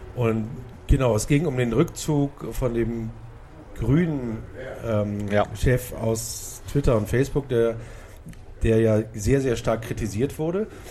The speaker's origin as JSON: {"language": "German", "region": "Hamburg", "country": "Germany", "tie": "born or raised there", "said": "ich bin in Blankenese aufgewachsen"}